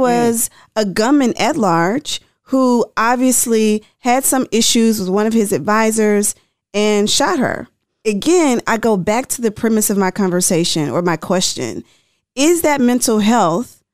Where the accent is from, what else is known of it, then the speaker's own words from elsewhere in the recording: Tennessee, United States; I'm from Tennessee